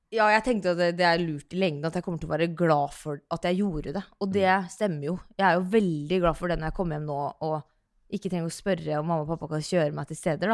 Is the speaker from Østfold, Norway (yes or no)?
yes; Sarpsborg, Østfold, Norway; also born or lived in Oslo; når jeg er da hjemme i Sarpsborg